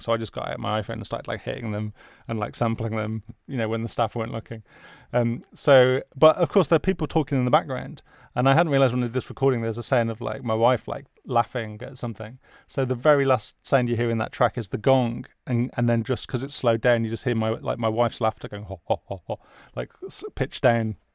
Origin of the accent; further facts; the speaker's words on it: the Midlands, England, United Kingdom; where I grew up in the Midlands